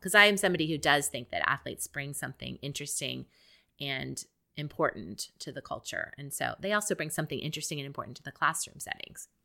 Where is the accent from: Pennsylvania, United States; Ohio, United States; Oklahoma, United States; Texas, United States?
Ohio, United States; Columbus; moved away as an adult; now in Houston, United States; I come from Columbus, Ohio, where the Ohio State Buckeyes are the main thing going on in town